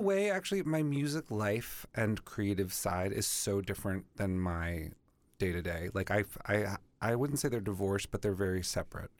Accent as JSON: {"language": "English", "town": "Boston", "region": "Massachusetts", "country": "United States"}